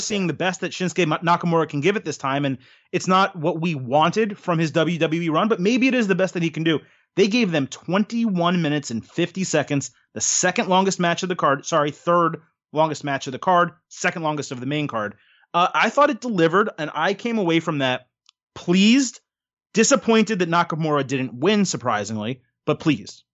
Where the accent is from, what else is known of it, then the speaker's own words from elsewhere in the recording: United States; I am an American